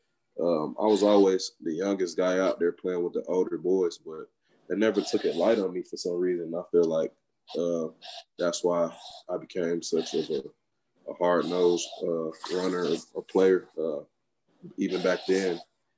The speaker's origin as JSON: {"language": "English", "town": "Atlanta", "region": "Georgia", "country": "United States", "tie": "born or raised there", "said": "Growing up in Atlanta, it was fun, but it was also, you know, challenging."}